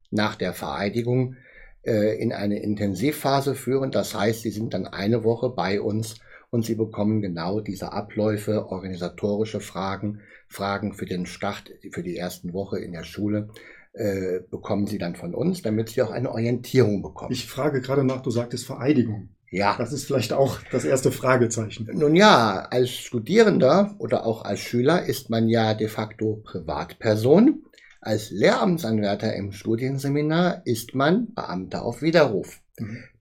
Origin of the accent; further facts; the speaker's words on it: Bonn, North Rhine-Westphalia, Germany; born there; Ich komme gebürtig aus Bonn, das muss ich immer wieder dabei sagen